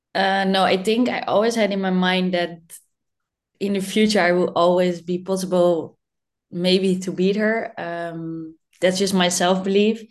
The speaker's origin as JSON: {"language": "English", "country": "Netherlands", "tie": "born or raised there", "said": "I born in the Netherlands and that I'm in Dutchie"}